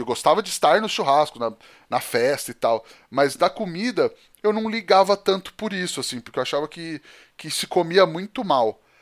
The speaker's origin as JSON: {"language": "Portuguese", "town": "Penápolis", "region": "São Paulo", "country": "Brazil", "tie": "born or raised there", "also_born_or_lived": "Campinas", "said": "eu cresci em Penápolis, né? Eu sou nascido em Campinas, mas eu cresci mesmo em Penápolis, me considero muito penapolense também"}